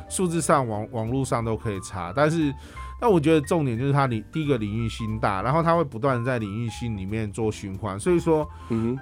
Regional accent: Miaoli County, Taiwan; 我们苗栗近年来当然是比较少所谓的大型开发

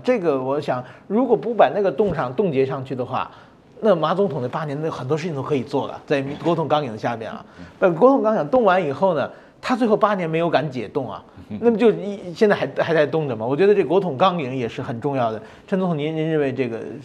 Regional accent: Japan; 我从日本来的

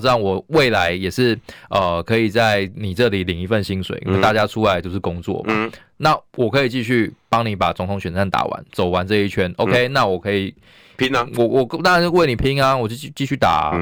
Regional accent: Taiwan; 我们台湾人

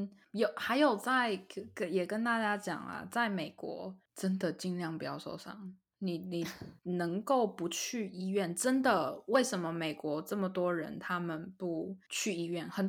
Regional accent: Taiwan; moved away; 身为台湾人

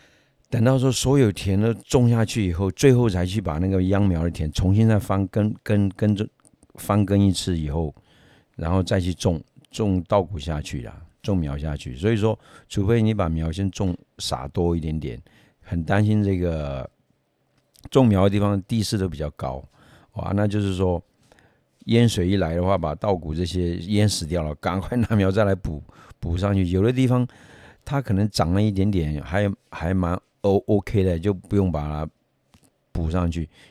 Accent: Myanmar; 因为我前面有讲过，我以前从缅甸来的，那你说在缅甸好了，每年啊，就是缅甸是三个季节而已

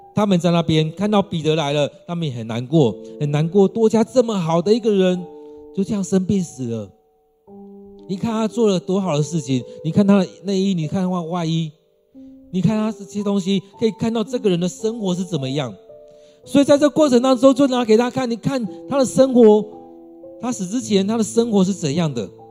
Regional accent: Taiwan; 我们台湾人

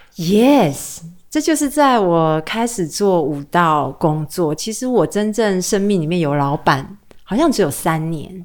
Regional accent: Taiwan; moved away as an adult; also born or lived in New York; 在台湾我们对外国人很友善

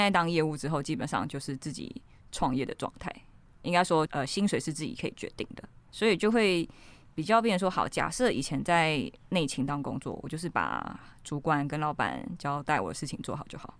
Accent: Ruifang, New Taipei, Taiwan; 我就是从小在一个瑞芳淳朴的小镇长大

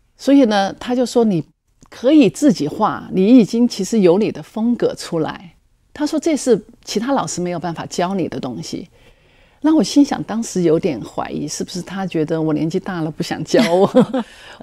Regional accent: Chongqing, China; also born or lived in United States; now in Taiwan; 我那时候正在重庆，我出生的地方

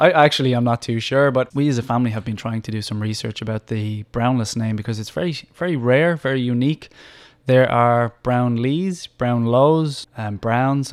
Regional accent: Dublin, Leinster, Ireland; moved away as an adult; also born or lived in Australia; now in Taiwan; I'm from Dublin, Ireland

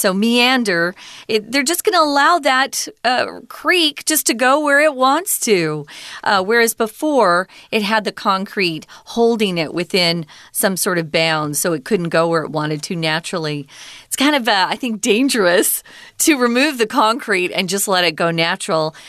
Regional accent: Arizona, United States; I grew up in Arizona

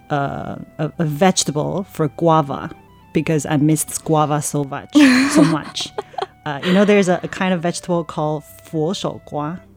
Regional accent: Canada; So, as I was growing up in Canada, I hung out with um, all kinds of people

